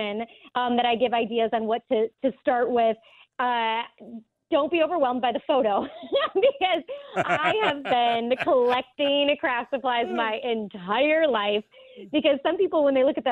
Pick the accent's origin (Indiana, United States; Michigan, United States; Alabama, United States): Michigan, United States; moved away; also born or lived in Florida; I'm born and raised in Michigan